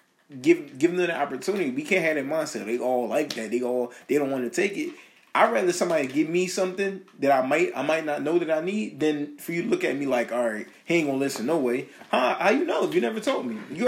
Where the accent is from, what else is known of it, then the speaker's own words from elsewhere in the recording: Philadelphia, Pennsylvania, United States; I used to take the train going to middle school, and we couldn't go, like, to, I think it was, like, Logan or Wyoming Station